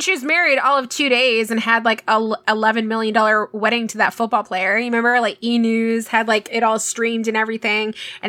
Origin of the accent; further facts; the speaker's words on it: Texas, United States; we grew up in Texas